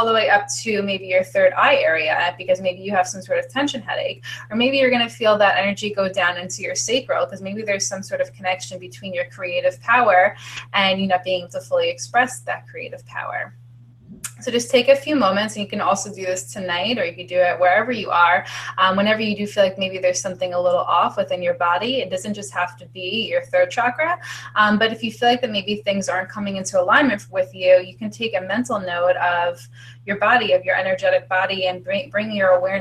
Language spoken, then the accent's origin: English; New York, United States; we're both from New York